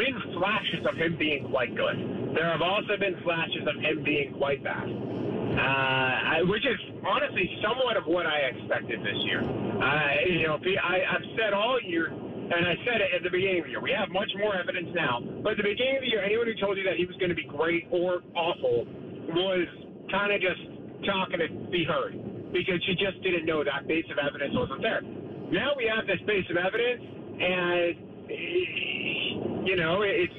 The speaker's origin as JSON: {"language": "English", "region": "New York", "country": "United States", "tie": "born or raised there", "said": "I grew up in New York"}